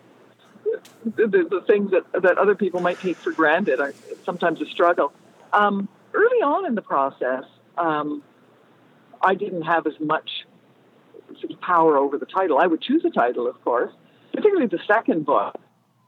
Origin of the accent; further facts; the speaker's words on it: Canada; As a Canadian